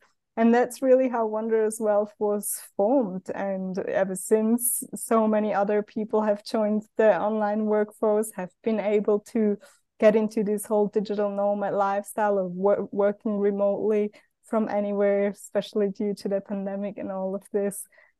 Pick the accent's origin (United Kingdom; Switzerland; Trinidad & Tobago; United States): Switzerland; English is a second language; I grew up in Switzerland, a lot of people from my hometown where I grew up had taken a sabbatical to go and travel, and I never did.